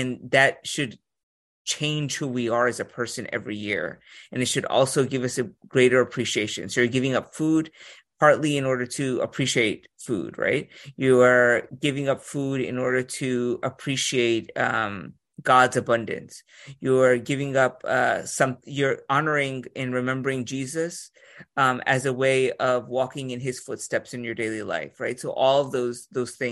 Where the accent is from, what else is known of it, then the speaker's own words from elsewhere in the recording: New Orleans, Louisiana, United States; I grew up in New Orleans